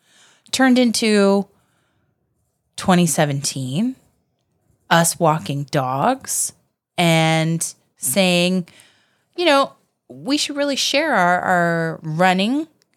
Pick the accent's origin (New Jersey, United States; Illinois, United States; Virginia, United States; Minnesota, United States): Virginia, United States; now in Florida, United States; I was born in Virginia.